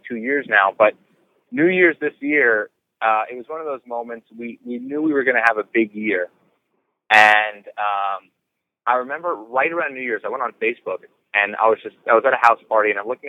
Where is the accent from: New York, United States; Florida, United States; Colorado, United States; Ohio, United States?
New York, United States; New York City; I'm a New Yorker